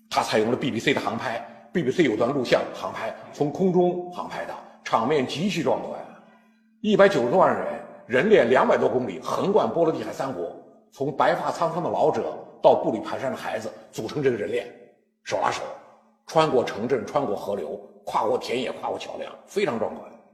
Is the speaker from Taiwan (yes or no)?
no; China; 我们中国人为什么相信马克思主义